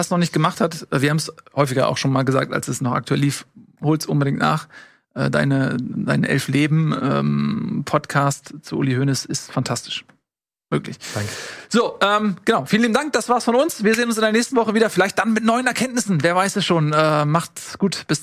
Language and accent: German; Hamburg, Germany; als Hamburger